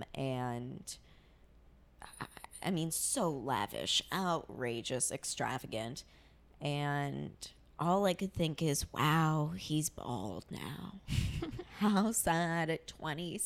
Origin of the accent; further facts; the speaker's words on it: United States; I'm Jewish. I'm American